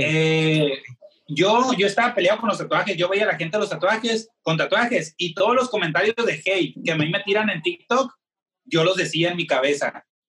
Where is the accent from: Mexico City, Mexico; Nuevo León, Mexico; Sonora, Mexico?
Sonora, Mexico; Hermosillo; soy tatuador de la ciudad de Hermosillo, Sonora